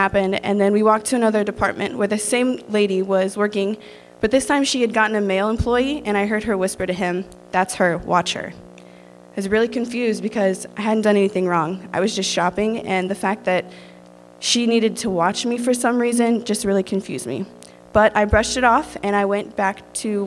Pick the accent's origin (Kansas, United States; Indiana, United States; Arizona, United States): Indiana, United States; Rensselaer; I'm from Rensselaer, Indiana